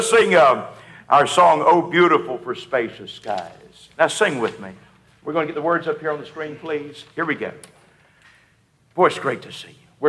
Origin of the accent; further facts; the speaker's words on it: Virginia, United States; I am from Virginia